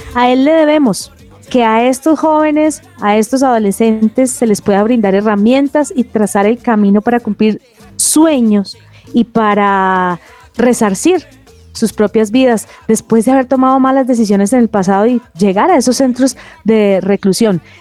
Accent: Cali, Valle del Cauca, Colombia; yo soy caleña, ellos son caleños.

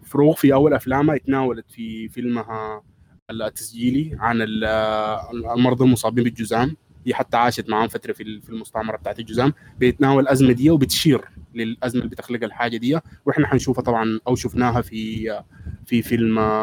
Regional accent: Sudan; عندنا في السودان

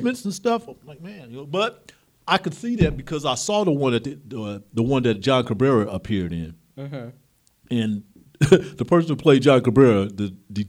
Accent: Midwest, United States; now in Sacramento, United States; Y'all know I'm from the Midwest.

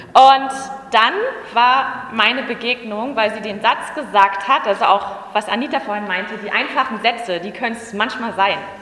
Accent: Berlin, Germany; Ich bin Urberliner, ich komme auch aus Ostberlin

